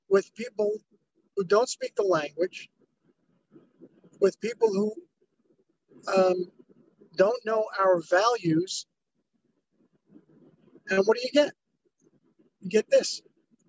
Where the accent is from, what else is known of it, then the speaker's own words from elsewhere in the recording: New York, United States; moved away as an adult; now in Los Angeles, United States; I'm from New York, and I've been all over the country